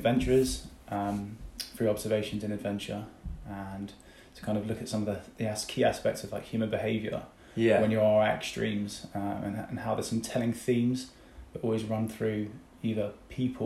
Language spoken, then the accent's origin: English; Devon, South West England, United Kingdom; also born or lived in Eastbourne; we grew up in Devon, so I had Dartmoor and had the sea kind of on my doorstep